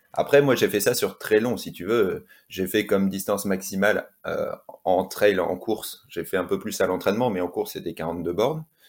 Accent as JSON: {"language": "French", "town": "Lille", "region": "Hauts-de-France", "country": "France", "tie": "born or raised there", "also_born_or_lived": "Toulouse / La Réunion", "moved": "as an adult", "lives_now": "Courchevel, France", "said": "à l'origine, je viens du Nord, donc j'ai grandi à Lille"}